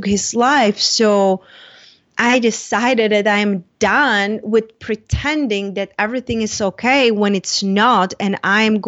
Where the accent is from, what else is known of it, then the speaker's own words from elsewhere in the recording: Czechia; moved away as an adult; now in United States; I moved from Czech Republic when I was 21